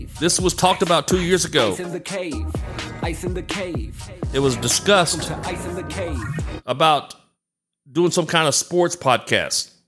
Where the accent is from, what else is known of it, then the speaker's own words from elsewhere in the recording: Galveston, Texas, United States; I'm from Galveston Island, which is on the Gulf Coast, about an hour south of Houston